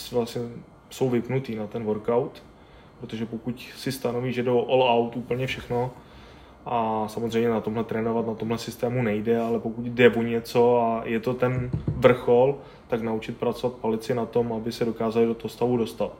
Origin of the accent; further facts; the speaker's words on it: Czechia; also born or lived in Brno / Plzeň; tady u nás v Čechách